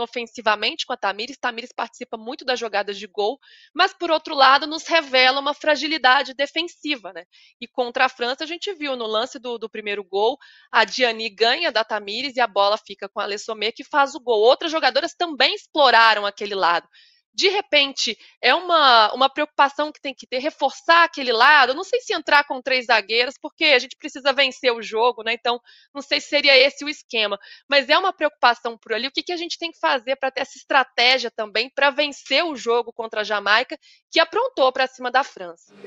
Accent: Minas Gerais, Brazil; Eu, como uma boa mineira

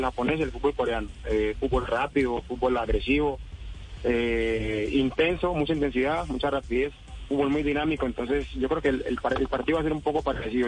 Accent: Colombia; moved away as an adult; also born or lived in Japan; como colombiano

